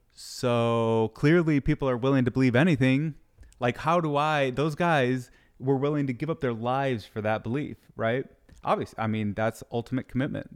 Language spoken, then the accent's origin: English; Michigan, United States; moved away; also born or lived in Utah; I grew up in Michigan